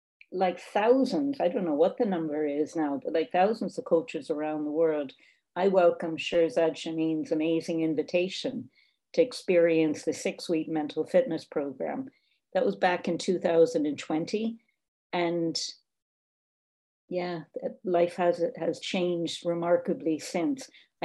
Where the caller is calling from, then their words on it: Ireland; as I'm speaking from Ireland